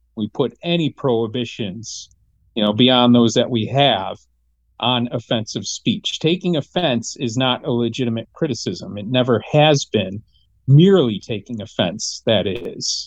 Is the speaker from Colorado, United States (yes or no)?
no; Michigan, United States; growing up in Michigan